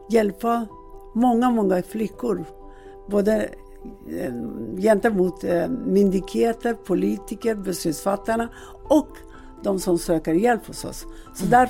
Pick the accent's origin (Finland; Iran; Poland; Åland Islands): Iran; Swedish is a second language; now in Sweden; och jag ursprungligen kommer jag från Iran.